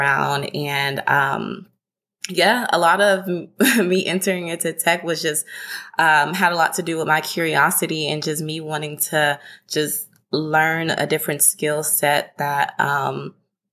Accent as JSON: {"language": "English", "town": "Houston", "region": "Texas", "country": "United States", "also_born_or_lived": "Denton, Texas", "lives_now": "Dallas, United States", "said": "I am originally from Houston, Texas, currently based in Dallas, Texas."}